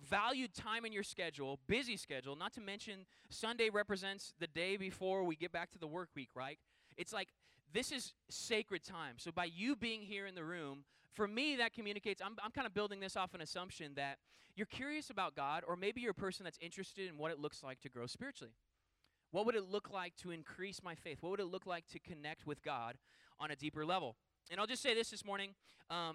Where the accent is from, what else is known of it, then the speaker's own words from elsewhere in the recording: Puyallup, Washington, United States; moved away; I grew up in a town called Puyallup, which is like a suburb of Seattle. I grew up in Western Washington